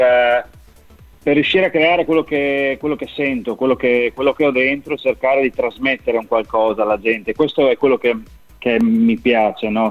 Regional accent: Udine, Friuli-Venezia Giulia, Italy; accent: Friulian; now in San Giorgio della Richinvelda, Italy; sono originario di Udine, nato a Udine

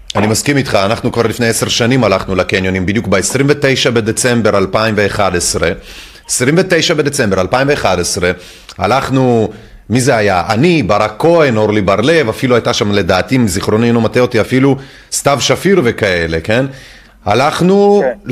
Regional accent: France; now in Israel; בתור צרפתי שיודע את הדברים, או יותר נכון, אה, עולה מצרפת

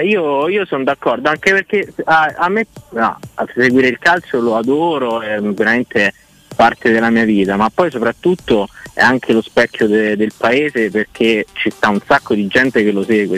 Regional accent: Rome, Lazio, Italy; io sono di Roma

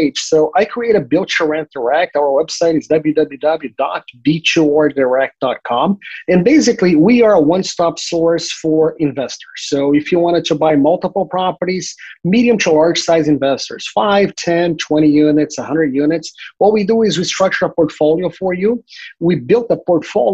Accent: Brazil; now in Florida, United States; I'm from Brazil originally, and in 1991, my father was a bank executive during a bank robbery. My family moved to the U.S. in 1993

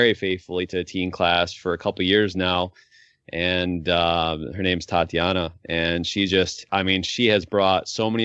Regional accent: New York, United States; now in Point Hope, United States; I grew up in New York

